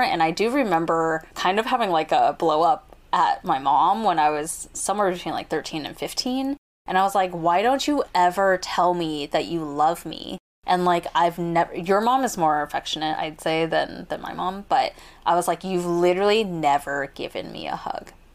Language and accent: English; United States; growing up as American-born kids